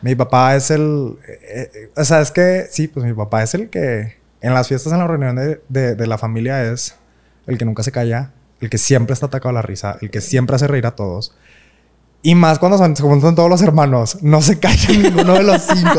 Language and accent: Spanish; Monterrey, Nuevo León, Mexico; yo nací aquí en Monterrey el, 5 de abril del 96.